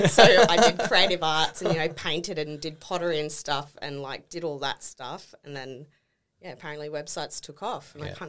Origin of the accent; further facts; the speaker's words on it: Townsville, Queensland, Australia; Bred. Yep. Born and bred in Townsville.